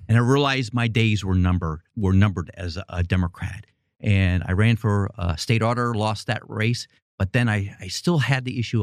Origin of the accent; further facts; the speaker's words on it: New York City, New York, United States; moved away as an adult; I grew up in Queens, New York